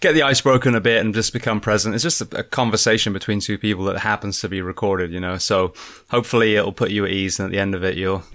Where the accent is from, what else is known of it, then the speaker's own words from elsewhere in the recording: Bath, South West England, United Kingdom; moved away; I'm from Bath originally, which is southwest too